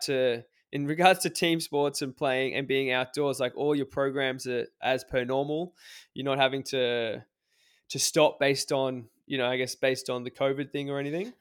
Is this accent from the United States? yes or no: no; Australia; I'm Australian